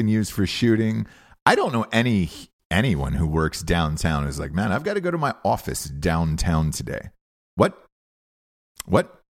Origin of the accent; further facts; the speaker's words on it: Atlanta, Georgia, United States; I'm from Atlanta